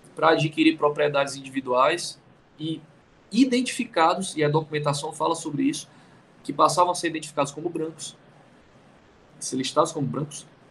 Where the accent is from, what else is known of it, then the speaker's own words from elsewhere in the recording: Fortaleza, Ceará, Brazil; moved away; Eu sou de Fortaleza, é, no Ceará, e, e, e é uma cidade muito indígena